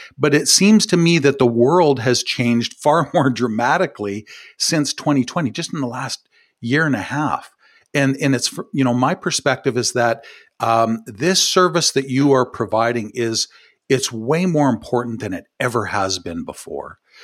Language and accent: English; Ottawa, Ontario, Canada; from my hometown here um, in from ottawa